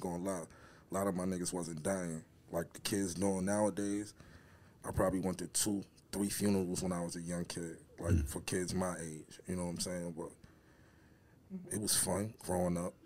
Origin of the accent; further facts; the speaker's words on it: New York City, New York, United States; I grew up in um in the eighties. Harlem growing up